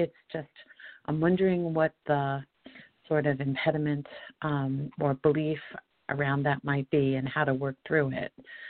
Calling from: Colorado, United States; … from Colorado.

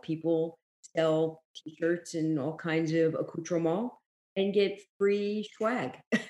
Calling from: Florida, United States; I'm calling from Florida.

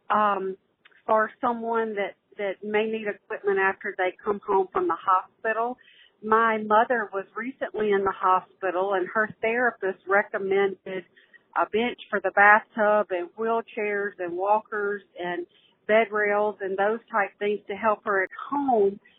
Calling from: Mississippi, United States; Uh, hello … I'm calling from Mississippi.

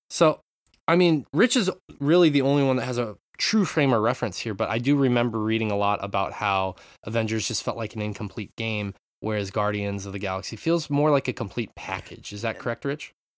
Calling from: Japan; I'm calling in from Japan

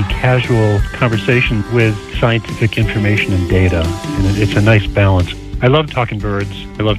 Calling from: Barrington, Rhode Island, United States; I'm calling from Barrington, Rhode Island.

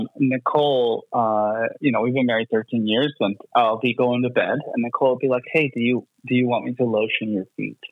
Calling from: Canton, Ohio, United States; moved away as an adult; I'm calling from Norfolk, Virginia. We have been here since 2019, since making that exodus out of Canton, Ohio.

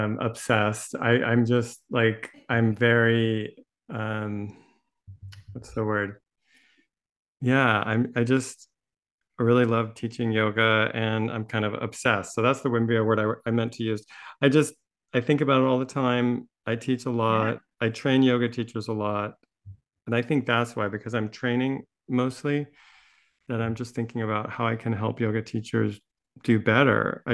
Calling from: Santa Barbara, California, United States; My pronouns are he and him, and I'm joining you from Chumash Land, which is Santa Barbara, California.

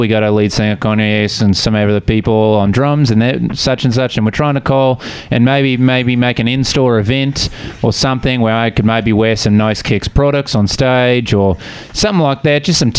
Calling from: Melbourne, Victoria, Australia

